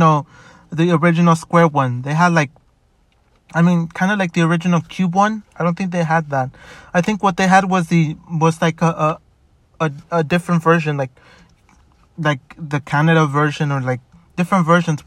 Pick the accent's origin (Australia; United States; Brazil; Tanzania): United States; Chicago, Illinois; growing up in Chicago, I did get to meet new people, which was pretty good. But then I moved.